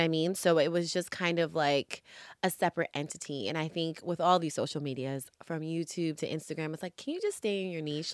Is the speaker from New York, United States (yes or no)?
yes; New York, United States; now in Los Angeles, United States; I'm originally from New York, hence my social media handle names are … from Harlem, Harlem